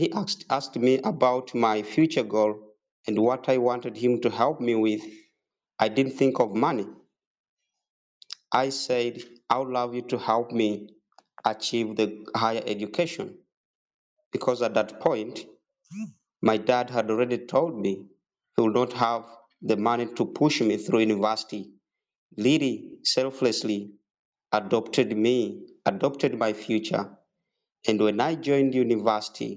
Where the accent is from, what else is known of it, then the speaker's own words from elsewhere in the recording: Pallisa, Eastern Region, Uganda; I was born and raised in Uganda in a district called Palisa from a very humble family